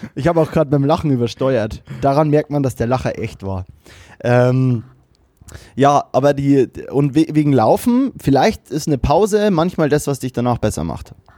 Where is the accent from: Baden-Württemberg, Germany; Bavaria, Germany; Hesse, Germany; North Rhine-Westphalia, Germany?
Bavaria, Germany; now in Cologne, Germany; mir als Bayer, der in Köln lebt